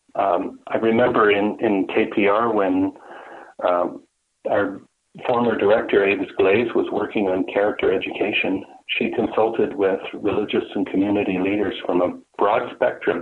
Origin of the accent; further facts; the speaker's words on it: Brampton, Ontario, Canada; moved away as an adult; now in Peterborough, Canada; before coming to the Peterborough area, I grew up in Brampton